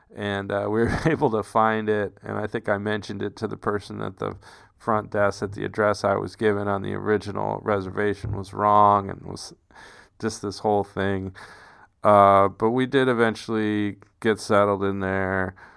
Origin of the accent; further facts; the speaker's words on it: New Mexico, United States; I'm from New Mexico